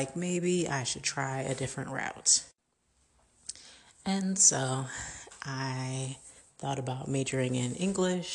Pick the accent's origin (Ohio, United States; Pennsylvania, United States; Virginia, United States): Virginia, United States; Richmond; also born or lived in Queens, New York; I grew up since the age of 3 in or just outside of Richmond, Virginia.